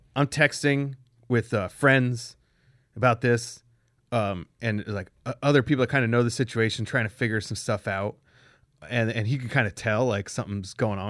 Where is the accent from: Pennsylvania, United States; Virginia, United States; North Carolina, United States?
Pennsylvania, United States; moved away; also born or lived in Cleveland; I'm from Pennsylvania.